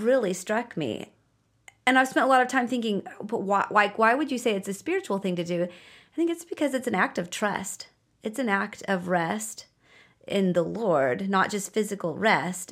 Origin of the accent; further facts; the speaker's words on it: United States; moved away; I'm American